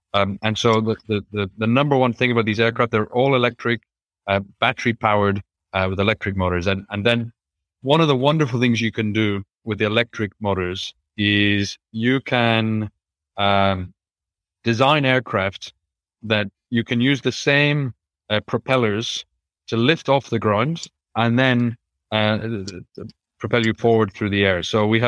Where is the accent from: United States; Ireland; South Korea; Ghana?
Ireland; especially growing up in Ireland. To be able to fly, well, almost anywhere in Europe and completely and be in much better weather.